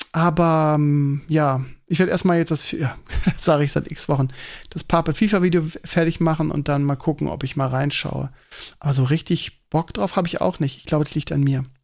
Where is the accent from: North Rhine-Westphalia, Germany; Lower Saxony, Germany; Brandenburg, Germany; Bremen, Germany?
Bremen, Germany; now in Hamburg, Germany; aber ich vorher kenne ich als Bremer nicht den Begriff.